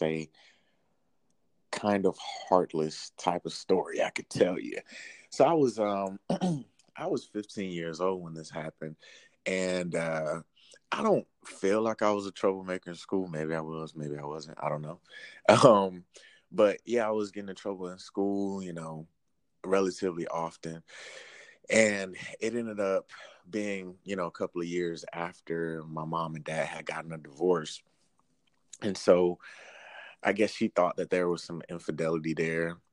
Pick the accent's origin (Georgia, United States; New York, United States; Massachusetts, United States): Georgia, United States; Albany; moved away as an adult; now in Washington, D.C., United States; I'm from Albany, Georgia, small town